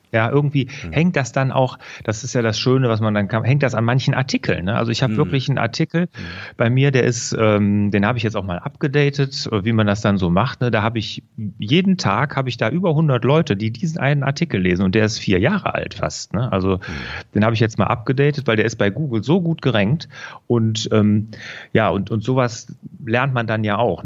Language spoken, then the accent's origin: German; Rhineland, Germany; also born or lived in Aachen; ich bin äh, ja hier im Rheinland groß geworden